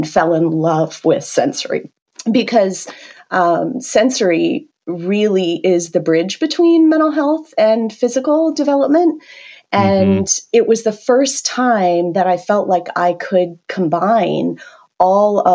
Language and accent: English; Canada; accent: Canadian; moved away as an adult; now in United States; I'm originally from Canada